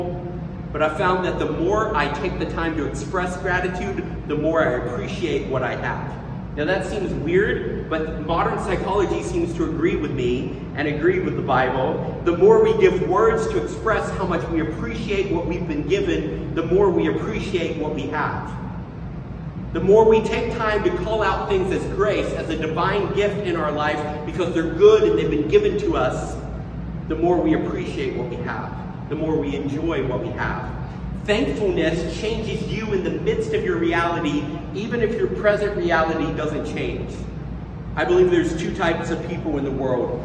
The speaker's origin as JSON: {"language": "English", "region": "Tennessee", "country": "United States", "tie": "born or raised there", "said": "I grew up around people in the South, in Tennessee, who would say grace before they ate."}